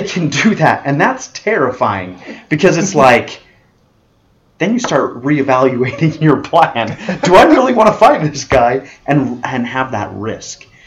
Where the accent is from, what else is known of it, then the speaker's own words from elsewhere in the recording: Las Vegas, Nevada, United States; I'm from Vegas